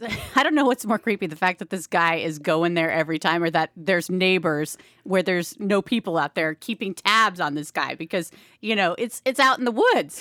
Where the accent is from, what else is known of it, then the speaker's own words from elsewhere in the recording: Pacific Northwest, United States; we're from the Pacific Northwest